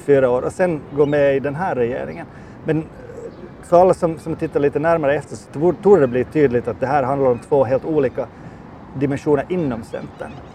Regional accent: Finland

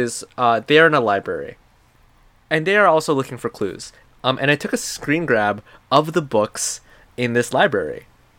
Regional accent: Thailand; We grew up in Thailand, and I also grew up in other

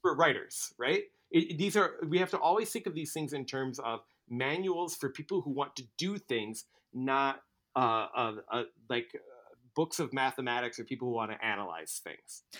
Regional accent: Midwest, United States; a Midwesterner

